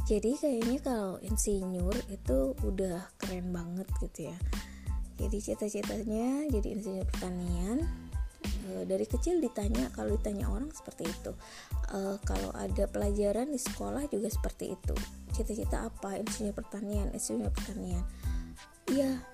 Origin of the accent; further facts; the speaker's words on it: Bandung, West Java, Indonesia; accent: Sundanese; kadang si ibu logatnya pakai bahasa Sunda ya karena memang si ibu lahir dan besarnya di Bandung di kota Bandung e, mau ngaku orang Sunda juga nggak ada keturunan Sunda gitu ya orang tua dua-duanya Jawa